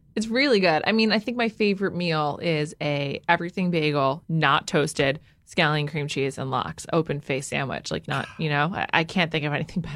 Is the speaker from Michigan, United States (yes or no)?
no; New York, United States; I'm from the Upper West Side